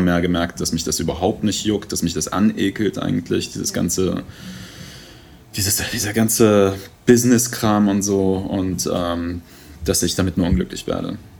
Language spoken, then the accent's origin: German; Vienna, Austria; also born or lived in Iran / England; now in Germany; die Zeit in Wien, Kindergarten